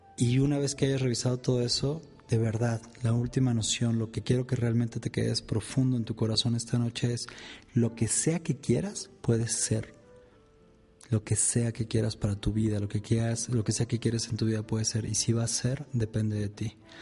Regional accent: Mexico; acá en mi país, en México

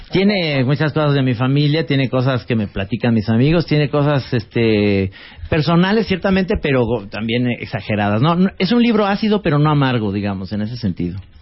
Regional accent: Guadalajara, Jalisco, Mexico; estudié en una escuela que era como un campo de concentración nazi con las Michelle en Guadalajara

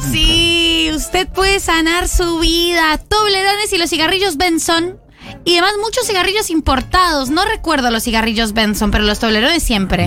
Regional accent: Colombia; moved away as an adult; now in Argentina

